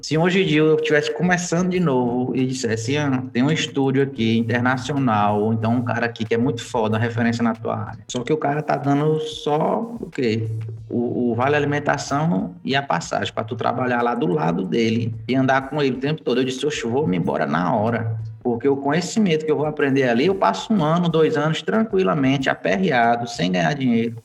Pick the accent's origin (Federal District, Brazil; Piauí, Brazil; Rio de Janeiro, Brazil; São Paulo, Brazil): Piauí, Brazil; moved away as an adult; also born or lived in Recife; eu sou aqui do Piauí, já rodei o Brasil, o mundo e voltei pra cá pro Piauí de novo